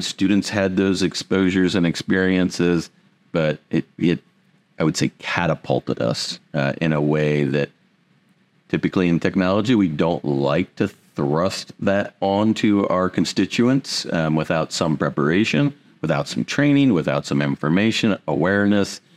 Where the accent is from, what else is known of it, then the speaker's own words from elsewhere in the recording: Indiana, United States; also born or lived in Pearl Harbor, Hawaii; I had the opportunity to come back to my roots. I'm originally from Indiana.